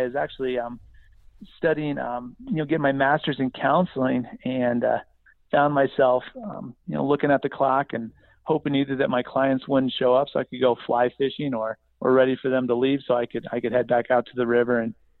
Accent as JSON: {"language": "English", "region": "Midwest", "country": "United States", "tie": "born or raised there", "said": "So yeah, we bounced around a little bit, but I spent most of my time growing up in the Midwest."}